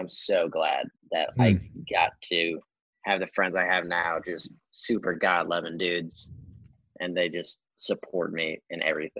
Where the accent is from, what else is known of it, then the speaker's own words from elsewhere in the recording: Nebraska, United States; also born or lived in Kearney, Nebraska; I moved from Kearney in fifth grade and went to Norris.